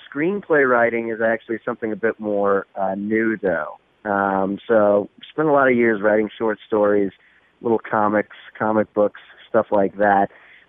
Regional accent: New Orleans, Louisiana, United States; born there; now in Chicago, United States; No, not originally, no. I was born in Louisiana, specifically New Orleans. No, I don't have the accent everyone expects me to have for some reason.

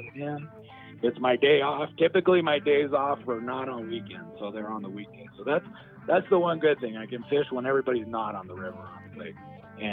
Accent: Reno, Nevada, United States; I'm born and raised in Reno

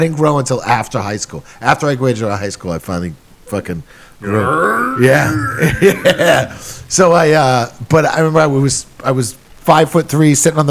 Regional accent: South Shore, two towns over from Plymouth, Massachusetts, United States; born or raised there

